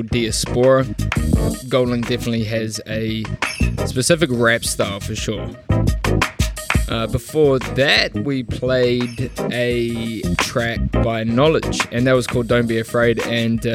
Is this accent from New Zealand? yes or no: yes; Auckland, New Zealand; moved away as an adult; now in Melbourne, Australia; back in my hometown of Auckland, New Zealand